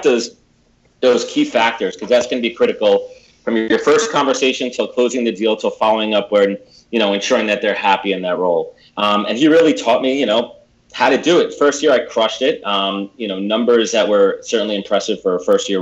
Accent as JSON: {"language": "English", "region": "New York", "country": "United States", "tie": "born or raised there", "said": "Born and raised in New York. I've been here my whole entire life."}